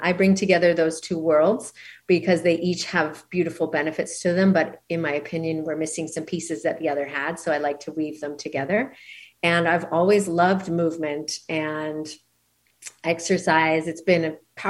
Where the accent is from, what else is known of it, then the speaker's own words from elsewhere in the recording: Canada; moved away as an adult; now in Maui, United States; I'm originally from Canada